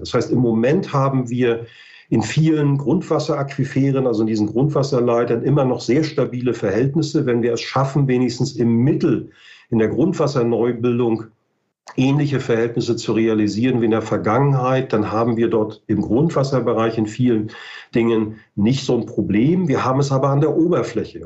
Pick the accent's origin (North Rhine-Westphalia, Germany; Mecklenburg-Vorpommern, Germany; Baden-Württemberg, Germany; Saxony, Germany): Mecklenburg-Vorpommern, Germany; ich bin aus Norddeutschland, ich komme aus Mecklenburg-Vorpommern